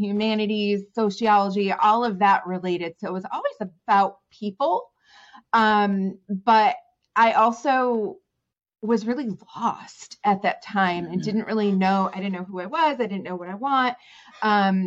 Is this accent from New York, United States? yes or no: yes; New York, United States; moved away as an adult; also born or lived in Southwest Virginia; now in Virginia, United States; I'm from New York. So I moved to Virginia about 19 years ago